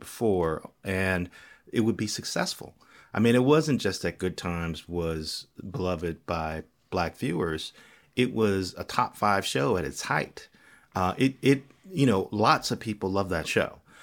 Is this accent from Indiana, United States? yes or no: yes; Gary, Indiana, United States; I'm a young black kid growing up in Gary, Indiana